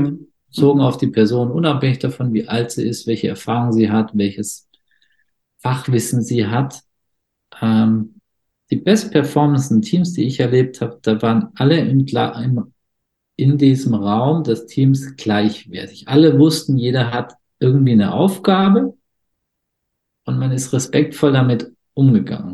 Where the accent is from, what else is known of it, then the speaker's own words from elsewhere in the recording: foot of the Swabian Jura, Baden-Württemberg, Germany; Ich bin im Süddeutschland geboren, am Fuße der Schwäbischen Alb